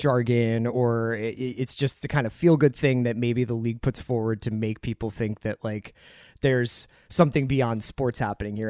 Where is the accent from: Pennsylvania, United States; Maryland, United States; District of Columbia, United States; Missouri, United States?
Pennsylvania, United States; Philadelphia; my fandom starts with Barkley as a Philadelphian